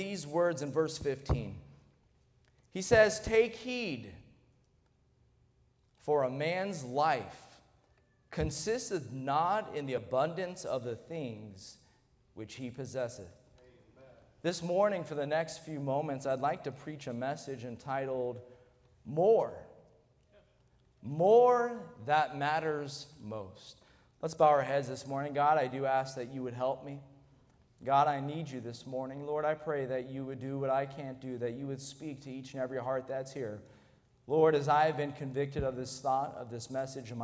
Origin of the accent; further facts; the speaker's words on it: United States; we're an American